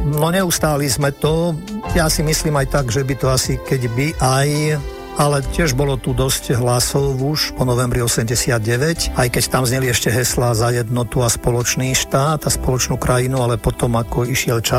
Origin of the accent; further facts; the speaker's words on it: Slovakia; ja som ten pocit, že som Slovák mal a mám.